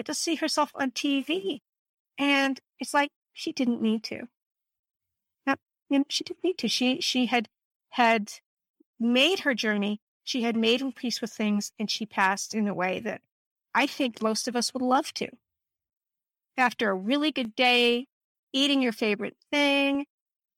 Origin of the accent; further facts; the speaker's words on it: Northern Virginia, United States; now in California, United States; I'm from Northern Virginia and I'm in California